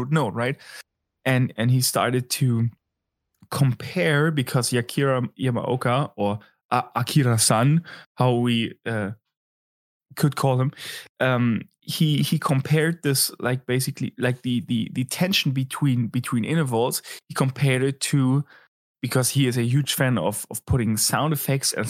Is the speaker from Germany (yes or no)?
yes; Berlin, Germany; my home city, hometown this evening, talking about Berlin